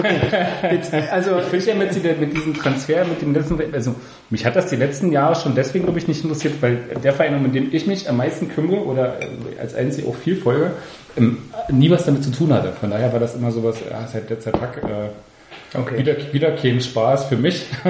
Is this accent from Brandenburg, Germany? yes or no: yes; near the Spreewald, Brandenburg, Germany; moved away; Ich komme aus, dem, also aus der Nähe des Spreewalds